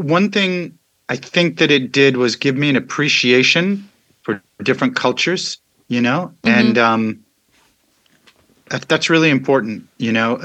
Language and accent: English; Virginia, United States; moved away as an adult; also born or lived in California / Paris, France / Boston / Los Angeles; now in Pensacola, United States; moved to Virginia near Washington, D.C., and grew up in Virginia, then moved to Paris for a couple of years, then back to Virginia